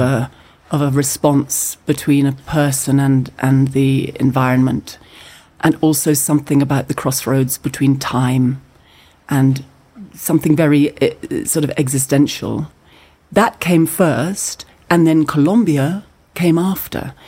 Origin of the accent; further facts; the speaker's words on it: Scotland, United Kingdom; as a Scottish person. It's something that I feel in Scotland